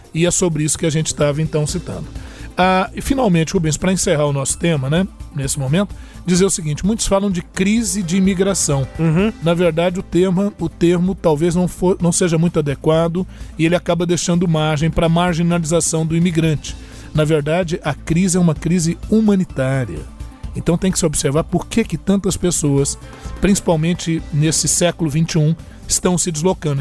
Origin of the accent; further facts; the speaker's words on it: Brazil; Nós, como brasileiros